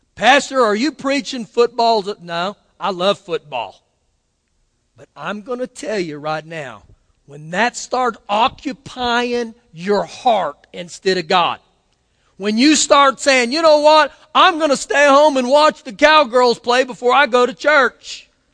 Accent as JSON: {"language": "English", "region": "Oklahoma", "country": "United States", "tie": "born or raised there", "said": "I was born in Oklahoma"}